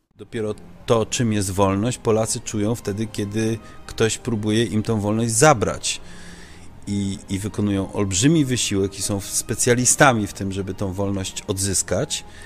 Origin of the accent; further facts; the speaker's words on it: Netherlands; now in Poland; ja dorastałem e, w Holandii